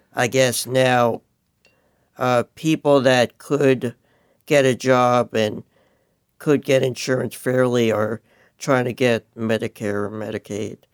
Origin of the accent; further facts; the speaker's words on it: New York, United States; moved away; I'm originally from New York